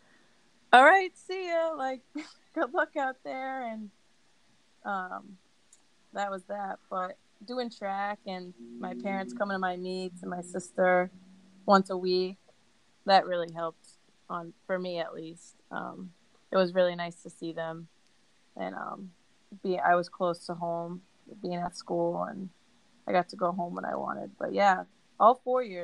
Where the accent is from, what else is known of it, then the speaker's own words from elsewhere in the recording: Worcester, Massachusetts, United States; I'm from Worcester, Mass. Second largest city in New England, I believe, right after Boston. Yeah, grew up here.